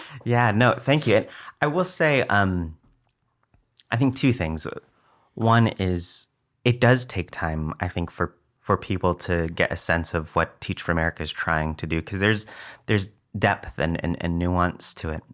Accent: McAllen, Texas, United States; moved away as an adult; also born or lived in New York; now in San Antonio, United States; to work in McAllen, uh, in the Rio Grande Valley, which is where I grew up, graduated from McAllen High School.

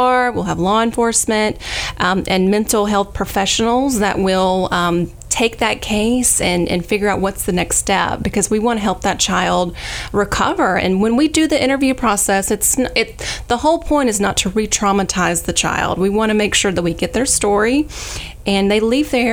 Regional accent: Ashford, Alabama, United States; also born or lived in Troy, Alabama / Birmingham, Alabama; I am a native of the Ryegrass. My hometown is Ashford

